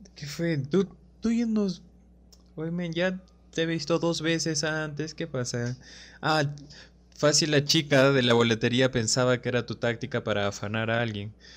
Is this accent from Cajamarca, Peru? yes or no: yes; Cajamarca, Peru; soy de Cajamarca